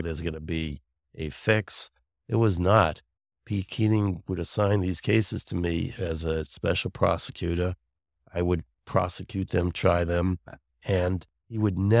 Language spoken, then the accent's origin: English; Brooklyn, New York, United States; also born or lived in Long Island, United States; now in Sharon, United States; No, I'm from Brooklyn and then Long Island originally, but I don't know if you could still hear the accent.